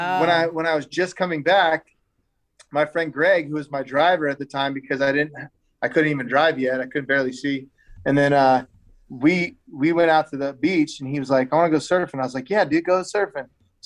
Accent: Las Vegas, Nevada, United States; but I'm from Vegas and that's what we live on.

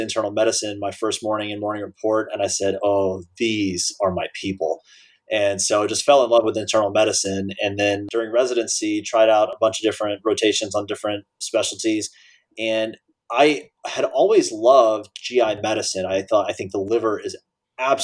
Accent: Dallas, Texas, United States; moved away as an adult; I grew up in Dallas with the Cowboys teams of the early 90s

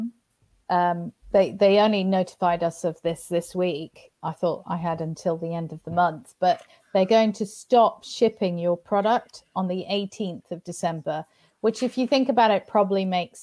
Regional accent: United Kingdom; I'm a Brit. I only have a UK company.

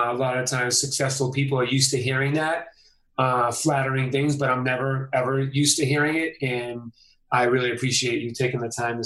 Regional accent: Boston, Massachusetts, United States; moved away; I'm from Boston.

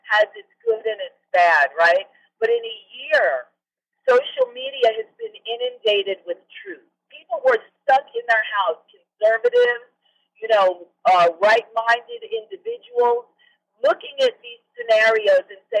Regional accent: New York, United States; also born or lived in Anchorage; now in Alaska, United States; I was born and raised in New York. I'm used to more happening, more going on.

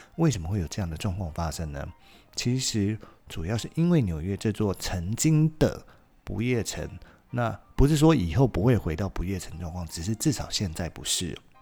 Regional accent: Taiwan; 我们台湾人普遍能够讲出来

